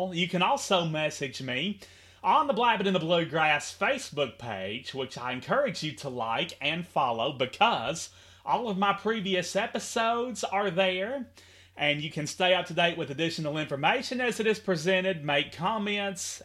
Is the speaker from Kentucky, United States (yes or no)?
yes; Henderson, Kentucky, United States; from here at the palatial North Quail Motel in Henderson, KY